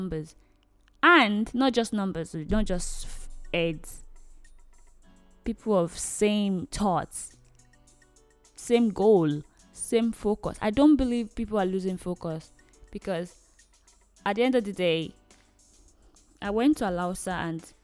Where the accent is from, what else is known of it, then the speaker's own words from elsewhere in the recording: Nigeria; I am a Nigerian lady